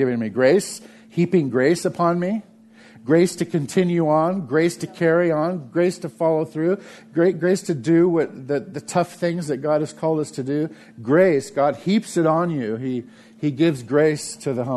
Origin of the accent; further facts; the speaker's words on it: United States; I'm 100% American. I'm an American.